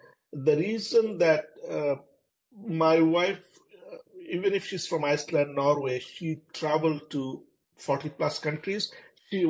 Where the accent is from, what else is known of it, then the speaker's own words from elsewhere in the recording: Bangladesh; moved away as an adult; also born or lived in India / Thailand / Germany / Minnesota, United States; now in United States; my culture growing up in Bangladesh, although I lived in multiple countries